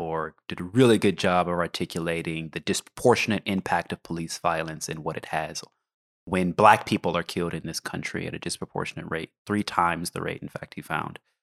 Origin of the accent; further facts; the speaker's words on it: Oklahoma, United States; I grew up in Oklahoma